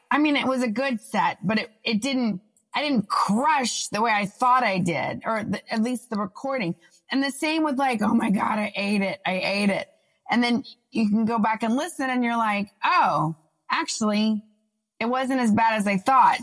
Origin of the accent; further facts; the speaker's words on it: Austin, Texas, United States; moved away as an adult; also born or lived in New York; We're both from Austin